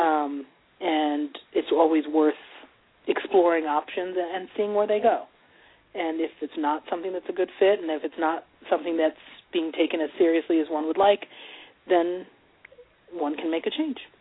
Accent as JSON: {"language": "English", "town": "Montclair", "region": "New Jersey", "country": "United States", "tie": "born or raised there", "said": "I grew up in Montclair, New Jersey."}